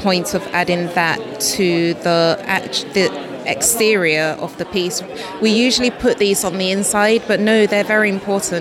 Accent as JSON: {"language": "English", "country": "Ghana", "tie": "born or raised there", "said": "where both Michaela and I was born in Ghana"}